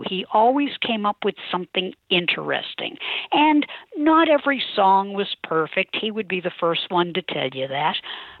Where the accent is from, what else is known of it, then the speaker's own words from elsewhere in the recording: Quincy, Massachusetts, United States; my hometown newspaper, the Quincy Patriot Ledger.